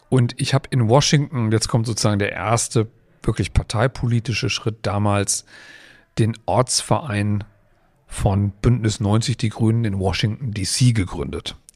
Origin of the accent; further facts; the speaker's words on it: Kiel, Schleswig-Holstein, Germany; Ich komme auch aus Kiel, Stunde 20 plus ein Döner zwischendurch.